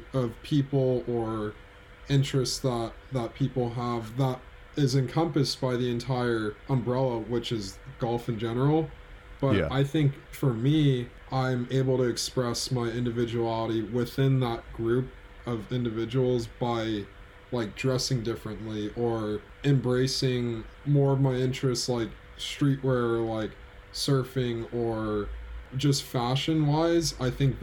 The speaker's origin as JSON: {"language": "English", "region": "California", "country": "United States", "said": "I'm from California"}